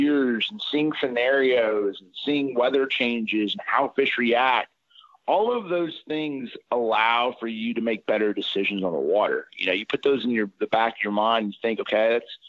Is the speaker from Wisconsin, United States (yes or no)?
no; Indianapolis, Indiana, United States; I grew up in Indianapolis, Indiana